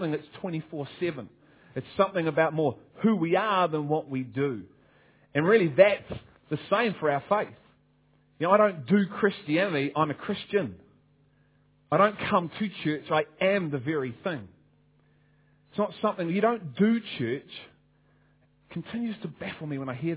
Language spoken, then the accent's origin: English; Liverpool, North West England, United Kingdom; And I'm from Liverpool